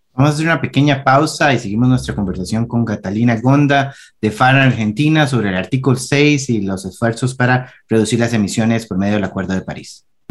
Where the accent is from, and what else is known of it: Costa Rica